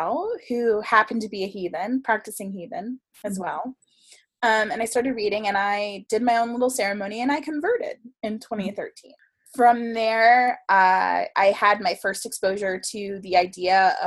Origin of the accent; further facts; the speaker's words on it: South Florida, United States; I grew up in South Florida